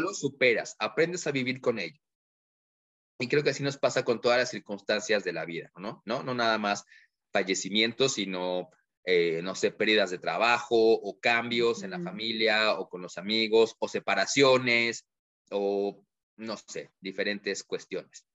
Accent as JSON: {"language": "Spanish", "country": "Mexico", "said": "como buenos mexicanos, nos encanta la fiesta"}